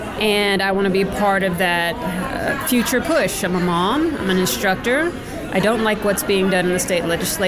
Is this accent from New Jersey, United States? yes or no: no; Dallas, Texas, United States; I'm from Dallas.